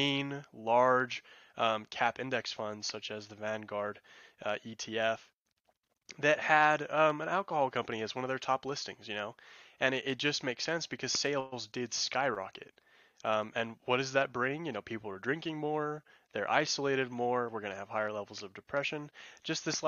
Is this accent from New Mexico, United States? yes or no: yes; New Mexico, United States; I'm from New Mexico